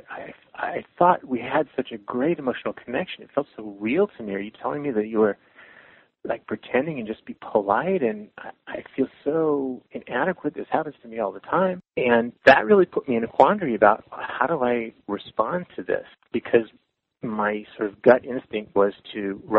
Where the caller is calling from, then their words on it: San Francisco, California, United States; I'm calling from San Francisco